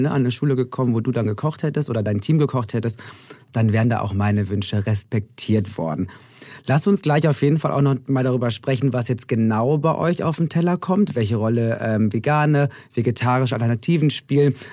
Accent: Hamburg, Germany; Also ich bin ja in Hamburg geboren, groß

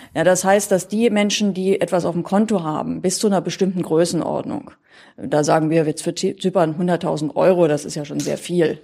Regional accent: Berlin, Germany; moved away as an adult; also born or lived in Thuringia; now in Saarland, Germany; geboren bin ich in Thüringen und habe dann allerdings mein Leben eigentlich in Berlin überwiegend verbracht. Und heute wohne ich im Saarland

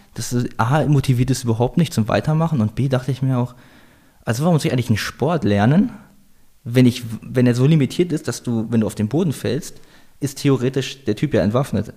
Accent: Salzgitter, Lower Saxony, Germany; moved away as an adult; also born or lived in Hildesheim, Germany; now in Vienna, Austria; Ich bin geboren in Salzgitter

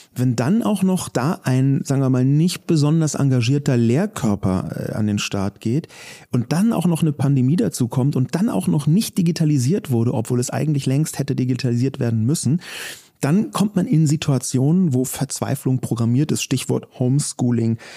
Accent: Berlin, Germany; Ich komme ja selber aus Berlin

